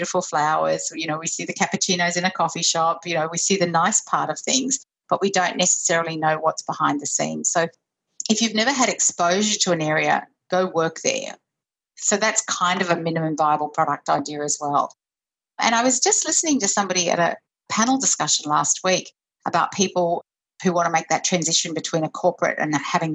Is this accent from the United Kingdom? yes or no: no; Brisbane, Queensland, Australia; now in Sydney, Australia; I grew up in Brisbane